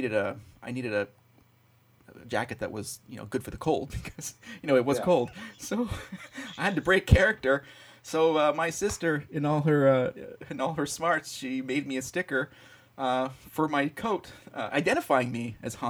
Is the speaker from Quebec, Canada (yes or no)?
yes; Montreal, Quebec, Canada; I grew up in Montreal in Canada